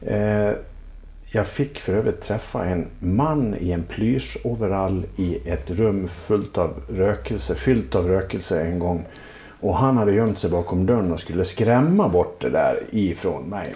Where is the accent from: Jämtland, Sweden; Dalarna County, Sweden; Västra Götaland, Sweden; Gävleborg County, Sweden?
Dalarna County, Sweden; Leksand; jag är ju uppvuxen i Leksand